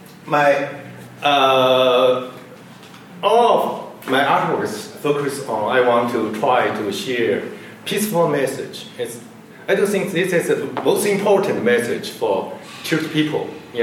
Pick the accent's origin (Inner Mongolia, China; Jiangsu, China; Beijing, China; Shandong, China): Jiangsu, China; Nanjing; also born or lived in Minnesota / Southern California; now in Claremont, United States; my hometown Nanjing, maybe you know the former capital of China before 1949.